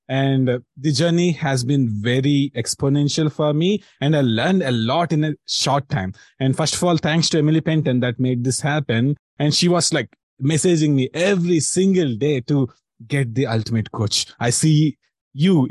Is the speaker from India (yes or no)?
yes; India; I'm from India.